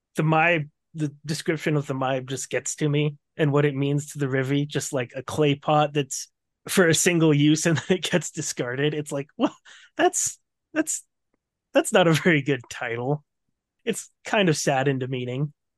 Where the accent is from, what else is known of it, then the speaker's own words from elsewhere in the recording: United States; I'm American